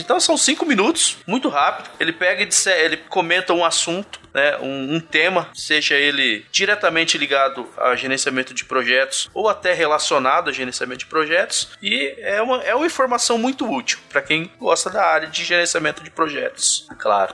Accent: Central-West Brazil, Brazil; eu sou aqui do, do interior do Brasil, aqui do, do coração do Brasil, aqui do Centro-Oeste

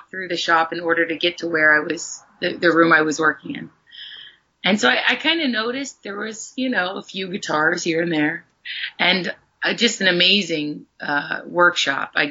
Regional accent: Athens, Ohio, United States; hometown? Athens, Ohio.

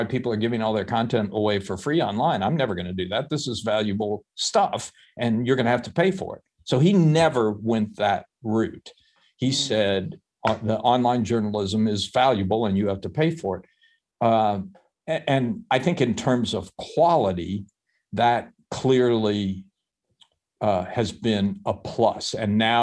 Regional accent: Chattanooga, Tennessee, United States; moved away as an adult; I went to my hometown of Chattanooga, Tennessee, and worked for the hometown paper

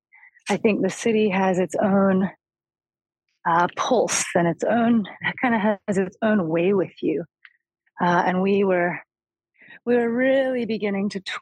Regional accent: Atlanta, Georgia, United States; moved away as an adult; also born or lived in New Orleans; We grew up in Atlanta and spent a lot of time in the deep culture of the Appalachian South as well.

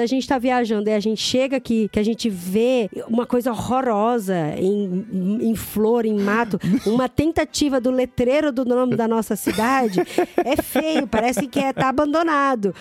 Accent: Brazil; moved away as an adult; vou falar português

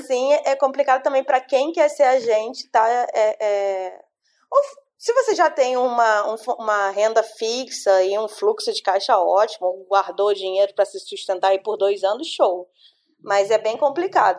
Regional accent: Brazil; eu sou brasileira

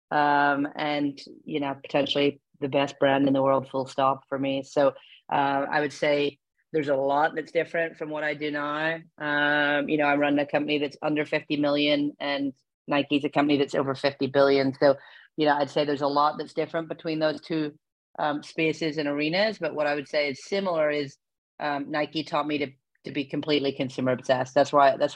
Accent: Belfast, Northern Ireland, United Kingdom; moved away as an adult; also born or lived in England; now in Oregon, United States; I'm born and bred in Belfast in Northern Ireland. Um, you can probably hear it in my accent. Uh, I went to university in England

